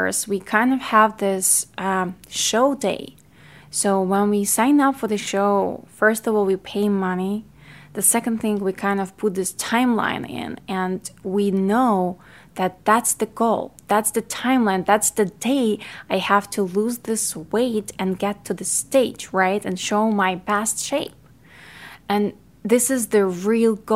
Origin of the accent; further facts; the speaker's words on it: Ukraine; accent: Ukrainian; English is a second language; now in United States; I was born in Ukraine and raised in Ukraine, so I speak Ukrainian and Russian, and then I learned English in America when I moved